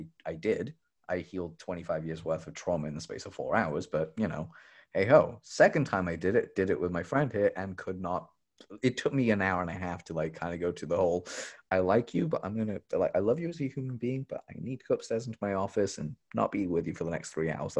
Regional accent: England, United Kingdom; I grew up in England

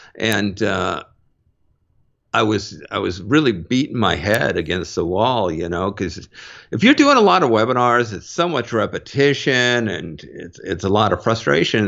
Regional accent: Mountlake Terrace, Washington, United States; moved away; I grew up in North, North Seattle. Um, in a town, uh, just outside of Seattle called Mount Lake Terrace

